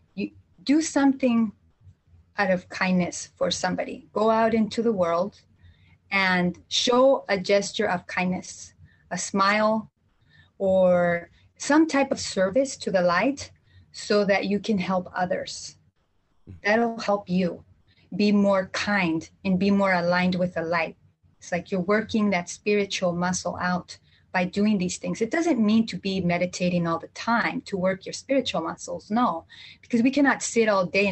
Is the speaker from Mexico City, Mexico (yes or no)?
no; Jalisco, Mexico; I'm from Central Mexico, from Jalisco